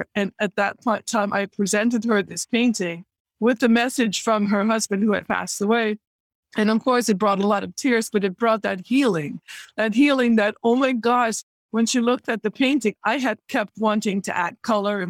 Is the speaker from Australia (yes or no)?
no; Netherlands; moved away as an adult; I am originally from the Netherlands